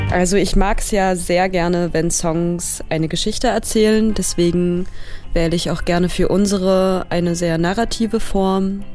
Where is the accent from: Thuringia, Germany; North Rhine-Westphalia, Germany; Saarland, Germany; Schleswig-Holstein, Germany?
Thuringia, Germany; Erfurt; moved away as an adult; now in Berlin, Germany; in meiner Heimatstadt Erfurt